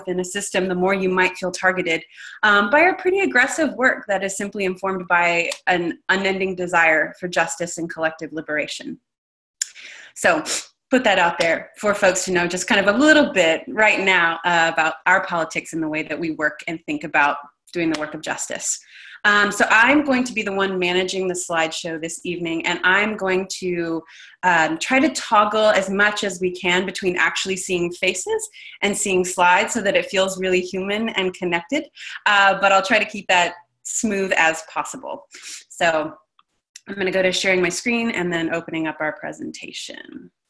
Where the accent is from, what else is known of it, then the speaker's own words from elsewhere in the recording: Texas, United States; I grew up in Texas